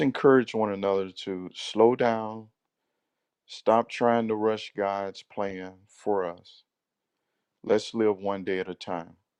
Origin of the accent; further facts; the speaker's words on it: Central Florida, United States; I'm from Central Florida